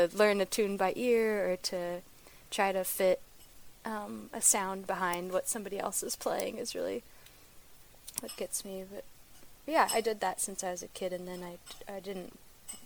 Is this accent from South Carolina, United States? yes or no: no; La Conner, Washington, United States; now in Portland, United States; I grew up in Northern Washington, maybe like an hour from the Canadian border, up in a little town called Le Conner.